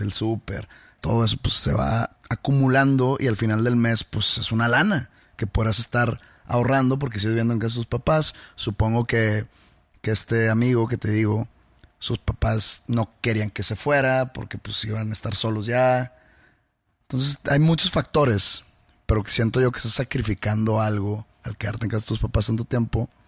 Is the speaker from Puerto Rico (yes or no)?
no; Mexico; uno como mexicano